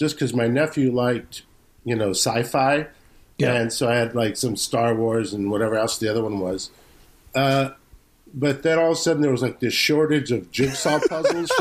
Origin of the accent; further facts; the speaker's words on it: La Mirada, California, United States; growing up in La Mirada, which is like kind of near Whittier and Fullerton